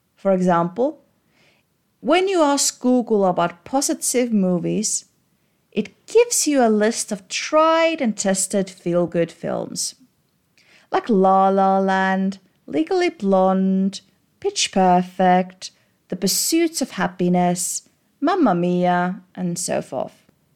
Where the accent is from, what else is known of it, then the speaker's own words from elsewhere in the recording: Estonia; Growing up in Estonia